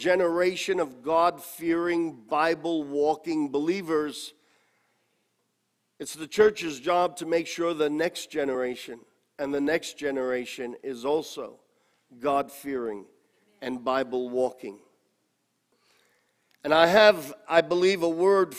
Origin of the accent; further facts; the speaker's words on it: New York City, New York, United States; I grew up in Corona and went to church there, and the Lemon Ice King was right around the corner